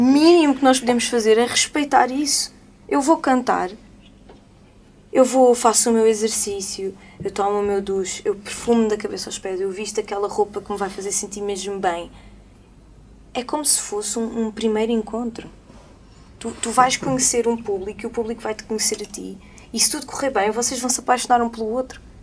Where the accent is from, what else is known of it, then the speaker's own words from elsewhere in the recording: Lisbon, Portugal; now in Madeira, Portugal; madeirense de gema, nascida ali em Alvalade.